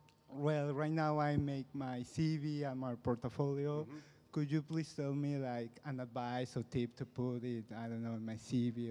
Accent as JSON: {"language": "English", "country": "Mexico", "second_language": "English", "said": "I'm from Mexico."}